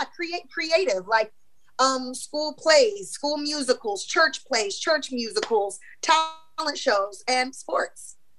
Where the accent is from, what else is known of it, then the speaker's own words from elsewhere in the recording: Missouri, United States; I mean, you know, I'm from Missouri, so Kansas City Chiefs all day.